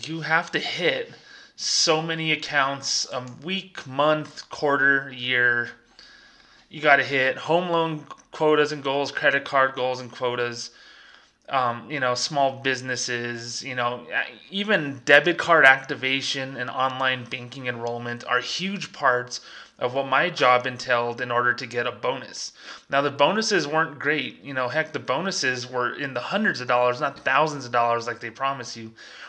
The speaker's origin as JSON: {"language": "English", "town": "Las Cruces", "region": "New Mexico", "country": "United States", "tie": "born or raised there", "said": "there is a small Merrill Lynch office in my hometown of Las Cruces, New Mexico here, and honestly, in all the years that I worked down here"}